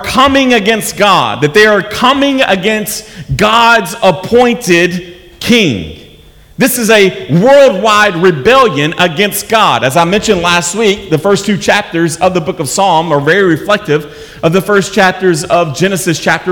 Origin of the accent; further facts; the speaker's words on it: United States; As an American